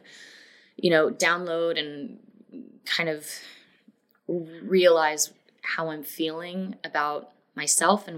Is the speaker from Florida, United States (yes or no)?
yes; Florida, United States; also born or lived in Los Angeles, United States / Denver, United States / Atlanta, United States; now in Nashville, United States; I grew up in Florida. I've moved a lot of different places